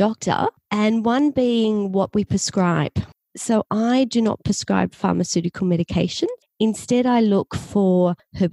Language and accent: English; Australia; accent: Australian; I'm from Australia. You can probably tell from my accent